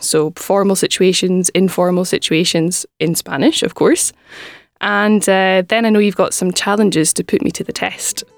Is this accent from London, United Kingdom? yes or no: no; Scotland, United Kingdom; first language English; I'm from Scotland